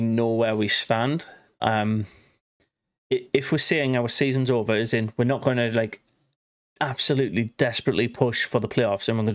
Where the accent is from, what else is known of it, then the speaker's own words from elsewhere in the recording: England, United Kingdom; we're English.